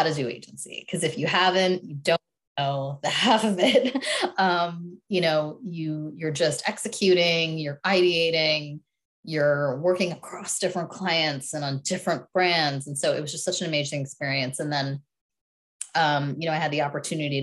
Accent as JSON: {"language": "English", "town": "Philadelphia", "region": "Pennsylvania", "country": "United States", "said": "I'm from Philadelphia. My parents are immigrants from India"}